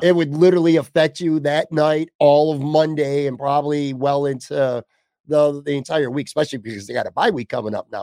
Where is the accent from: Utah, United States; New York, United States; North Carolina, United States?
New York, United States; Buffalo; my hometown here